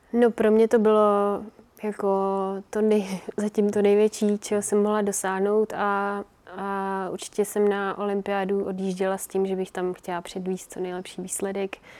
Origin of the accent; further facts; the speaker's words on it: Czechia; also born or lived in Finland; jsme se přestěhovali sem, takže jsem tu od tří let.